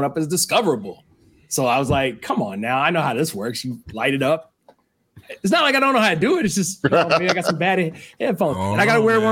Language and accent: English; Huntsville, Alabama, United States; moved away as an adult; also born or lived in Mississippi / Cincinnati / Pittsburgh / Philadelphia; now in Chicago, United States; I'm from Huntsville, Alabama.